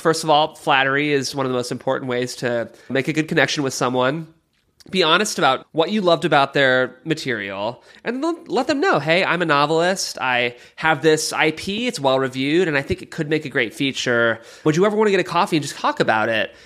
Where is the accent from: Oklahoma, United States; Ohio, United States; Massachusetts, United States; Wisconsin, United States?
Ohio, United States; Cleveland; I'm from Cleveland, Ohio